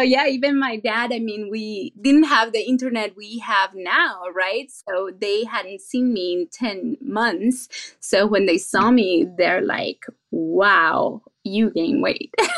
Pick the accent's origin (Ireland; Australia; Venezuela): Venezuela; now in San Jose, United States; I was born and raised in Venezuela, and my country is well known for three things